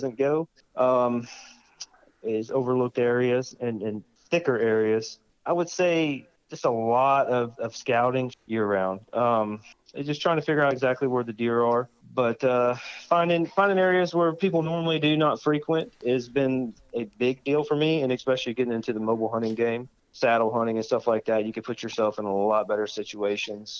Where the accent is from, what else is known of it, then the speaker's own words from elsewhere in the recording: Umatilla, Florida, United States; I am from Central Florida. Hail from a little town called Umatilla, Florida, which is about as central as it gets. I kind of grew up hunting